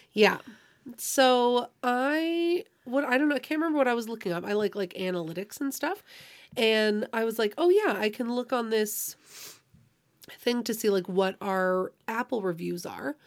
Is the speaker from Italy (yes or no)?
no; Canada; we're Canadian